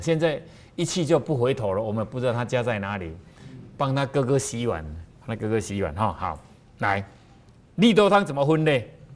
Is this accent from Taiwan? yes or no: yes; southern Taiwan, Taiwan; 因为我们南部的人哦，在那个喜宴的时候，最后一道都会出冰